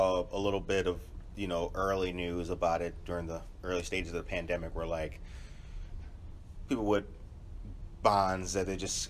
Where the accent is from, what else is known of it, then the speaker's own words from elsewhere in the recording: Midwest, United States; also born or lived in California; I'm still a Midwesterner at heart